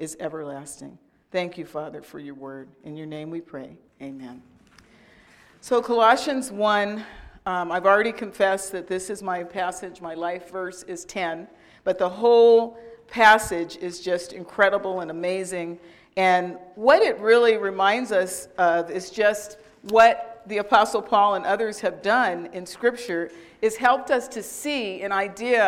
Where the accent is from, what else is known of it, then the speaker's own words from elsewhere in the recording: California, United States; I'm from California.